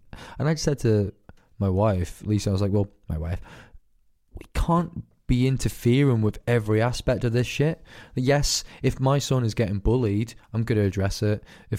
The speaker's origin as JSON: {"language": "English", "town": "Glasgow", "region": "Scotland", "country": "United Kingdom", "tie": "born or raised there", "also_born_or_lived": "Isle of Man", "said": "I got bullied a lot for being a Scottish cunt here, and I got bullied a lot for being an English cunt in Scotland, because I hopped between the Isle of Man and Glasgow, and I was fucking ginger."}